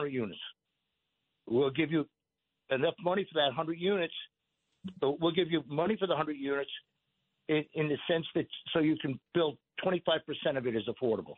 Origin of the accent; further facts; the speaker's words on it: Patchogue, New York, United States; Born and raised in Patchogue.